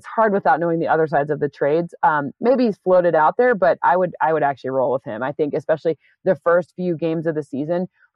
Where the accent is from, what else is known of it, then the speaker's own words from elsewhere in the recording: East Lansing, Michigan, United States; I'm from East Lansing, Michigan